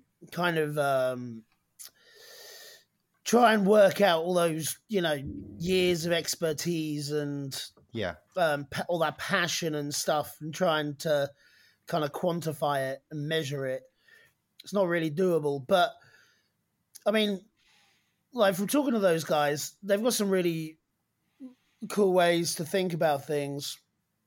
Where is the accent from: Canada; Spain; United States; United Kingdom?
United Kingdom; East Anglia, East of England; I'm from East Anglia